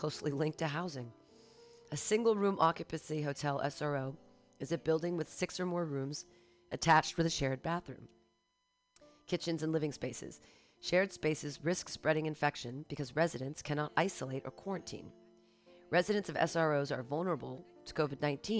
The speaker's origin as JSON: {"language": "English", "town": "Danville", "region": "California", "country": "United States", "tie": "born or raised there", "moved": "yes", "said": "This is my hometown"}